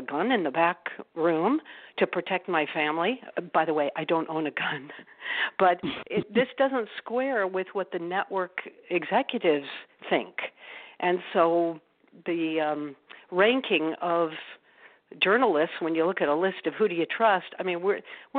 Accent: Albuquerque, New Mexico, United States; now in New York, United States; I grew up in Albuquerque, New Mexico

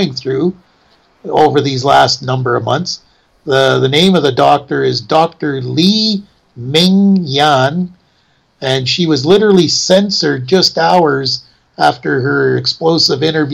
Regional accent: Canada; we're Canadian in citizenship

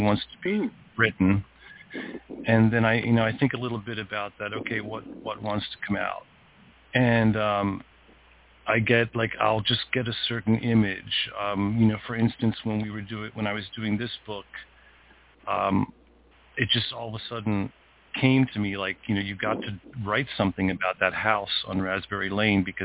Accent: Lititz, Pennsylvania, United States; also born or lived in Philadelphia, Pennsylvania; my parents moved us up to Pennsylvania, Lititz, Pennsylvania, a very small town, which is where this book is based, when I was 3 years old.

